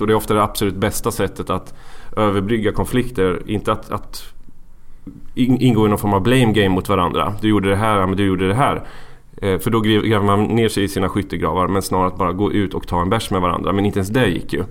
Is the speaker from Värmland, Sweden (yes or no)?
no; Valdemarsvik, Östergötland, Sweden; moved away as an adult; also born or lived in Gothenburg; I Valdemarsvik. En, eh, liten bygd i Östergötland.